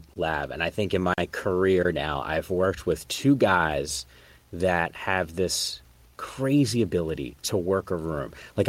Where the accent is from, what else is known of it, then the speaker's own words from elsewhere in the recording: Northeast, United States; moved away as an adult; now in San Francisco, United States; I grew up in the Northeast